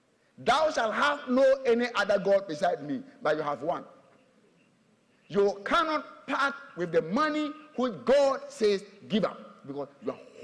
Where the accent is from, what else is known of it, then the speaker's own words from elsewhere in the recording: Tema, Greater Accra, Ghana; Tema, yeah. I'm from Tema.